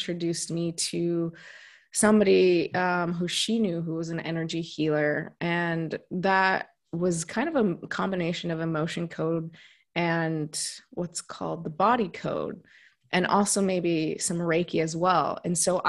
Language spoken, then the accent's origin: English; Washington, United States; moved away as an adult; also born or lived in South Korea; now in Italy; So I'm from the U.S. I'm from the West Coast, Washington State.